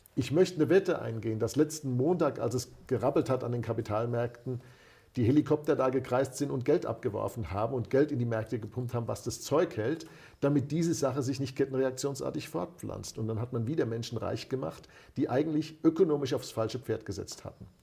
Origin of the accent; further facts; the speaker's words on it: Germany; dass wir uns eingebildet haben als Deutsche